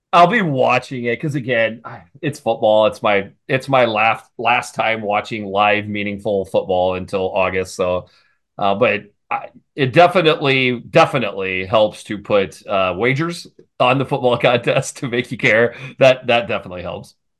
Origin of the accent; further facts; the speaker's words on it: Iowa, United States; I grew up in Iowa